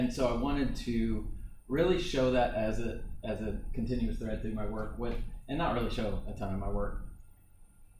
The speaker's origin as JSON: {"language": "English", "town": "Hendersonville", "country": "United States", "tie": "born or raised there", "said": "I am from Hendersonville"}